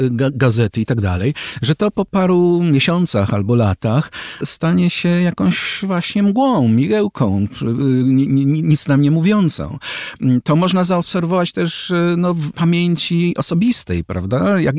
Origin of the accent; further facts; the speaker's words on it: Łódź, Łódź Voivodeship, Poland; Z innego łódzkiego zespołu by pan przywołał, no to co, ja jestem z Łodzi. To trudno mi było tego nie słyszeć. To zostaje ze mną.